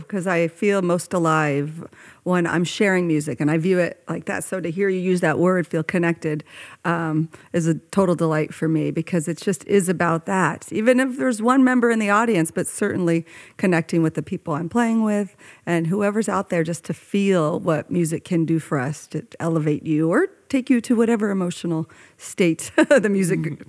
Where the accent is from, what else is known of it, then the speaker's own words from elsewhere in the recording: Oakland, California, United States; I grew up in Oakland, California